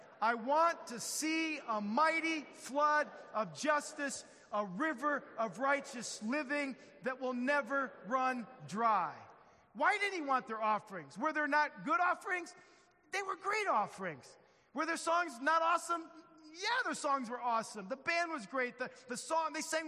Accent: Midwest, United States; I'm from the Midwest

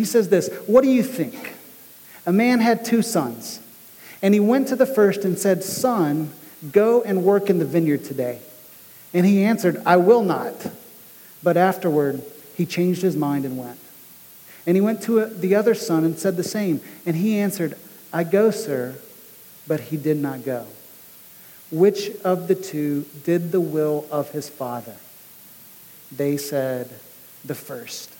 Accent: United States; we as American Christians

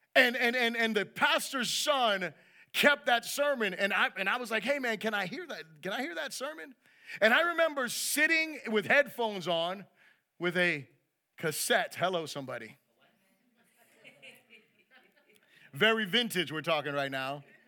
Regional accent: United States; I'm proud to be an American

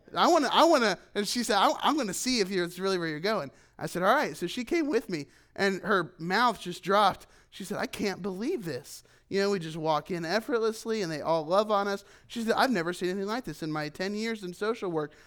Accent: United States; moved away as an adult; as an American, as a foreigner

